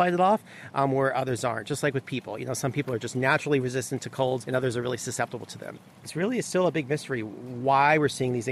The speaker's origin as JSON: {"language": "English", "region": "South Florida", "country": "United States", "tie": "born or raised there", "said": "I grew up in South Florida"}